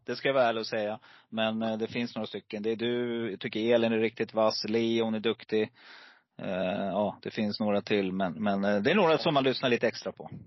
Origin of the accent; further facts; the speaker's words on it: Stockholm, Stockholm County, Sweden; also born or lived in Gävle; Precis innan jag började årskurs ett så flyttade mamma och pappa till Stockholm